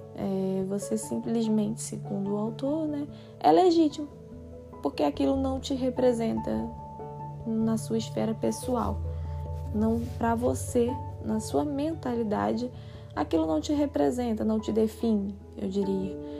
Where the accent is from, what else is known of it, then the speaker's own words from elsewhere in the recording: Brazil; continuamos, né, nos identificando enquanto brasileiros